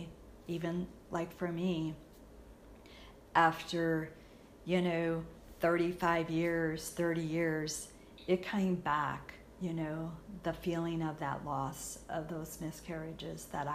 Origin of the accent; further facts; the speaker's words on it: St. Louis, Missouri, United States; I'm from the St. Louis area